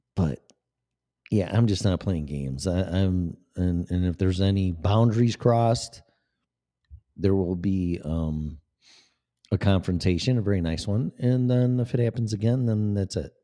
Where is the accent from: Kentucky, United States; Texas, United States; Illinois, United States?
Illinois, United States; Des Plaines; moved away; also born or lived in Florida; I was born in Des Plaines, Illinois